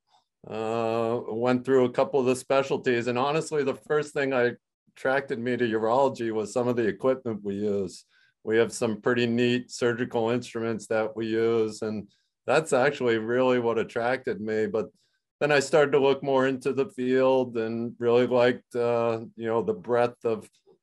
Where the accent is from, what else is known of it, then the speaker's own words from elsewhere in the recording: Mystic, Connecticut, United States; moved away as an adult; also born or lived in Rhode Island; now in Vermont, United States; I grew up in Mystic, Connecticut, so we were close to my parents that way